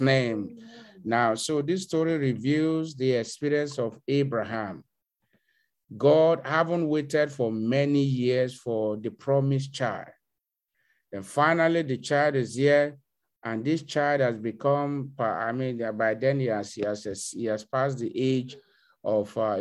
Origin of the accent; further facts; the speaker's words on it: Canada; I'm a Canadian